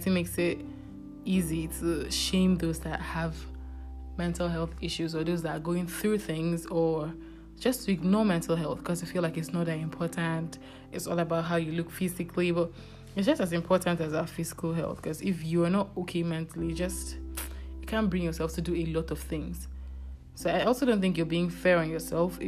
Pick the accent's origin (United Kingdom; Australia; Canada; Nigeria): Nigeria; being a Nigerian